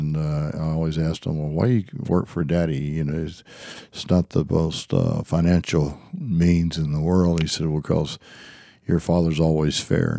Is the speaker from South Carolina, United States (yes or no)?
yes; South Carolina, United States; Well, we kind of lived out in the hills and in the foothills of the mountains, and my father was probably my greatest mentor or advisor before growing up out there in the hills.